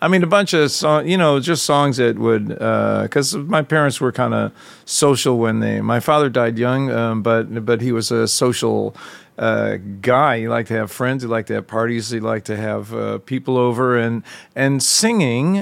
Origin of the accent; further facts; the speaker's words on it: Chicago, Illinois, United States; I am from Chicago